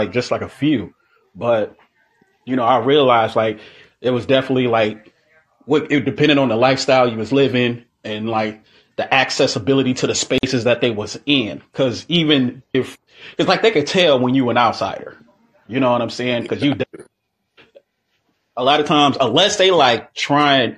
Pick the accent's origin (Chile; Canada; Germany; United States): United States; Joliet, Illinois; my hometown on the east side of Joliet